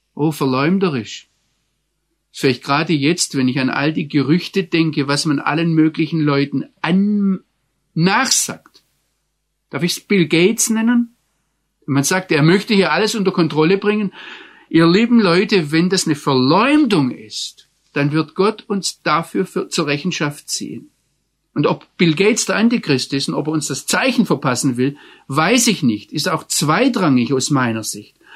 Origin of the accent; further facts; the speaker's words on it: Germany; als Deutscher